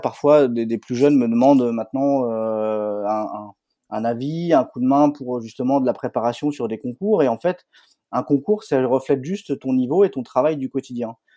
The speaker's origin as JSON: {"language": "French", "region": "northern France", "country": "France", "tie": "born or raised there", "said": "je suis originaire du nord de la France"}